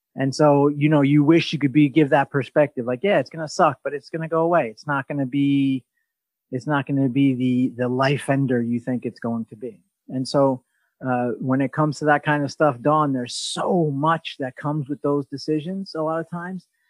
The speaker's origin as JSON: {"language": "English", "country": "Australia", "moved": "yes", "lives_now": "New York City, United States", "said": "I'm from Australia"}